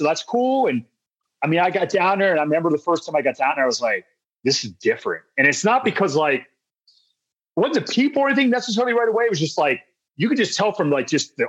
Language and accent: English; West Virginia, United States; moved away as an adult; also born or lived in Athens, Ohio / Maryland / Lubbock, Texas / Kentucky; now in Ohio, United States; I grew up in West Virginia, born and raised West Virginia. Went to Ohio University in Athens.